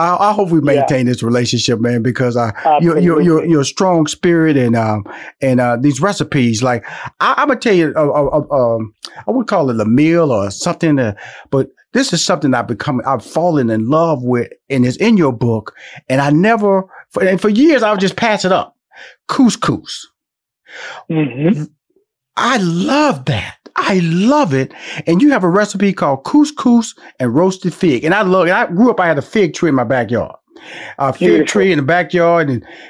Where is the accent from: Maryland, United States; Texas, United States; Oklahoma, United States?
Texas, United States; Houston; And then, I'm from Houston, Texas.